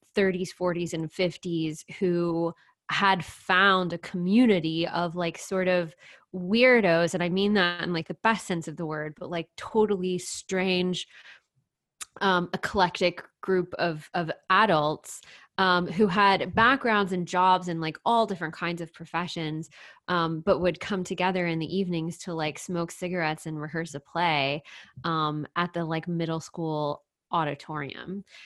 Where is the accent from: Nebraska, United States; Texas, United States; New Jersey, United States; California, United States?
Texas, United States; The Woodlands; so I grew up in Texas, um, in a town called The Woodlands